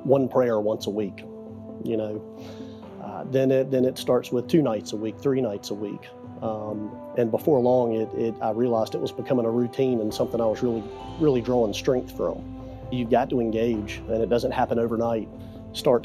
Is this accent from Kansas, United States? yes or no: no; Eastern North Carolina, United States; moved away as an adult; now in Tampa, United States; I'm from Eastern North Carolina, moved to Tampa 10 years ago